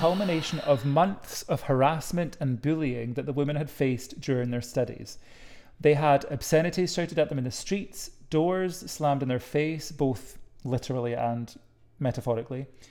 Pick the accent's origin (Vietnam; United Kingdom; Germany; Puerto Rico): United Kingdom; Edinburgh, Scotland; born or raised there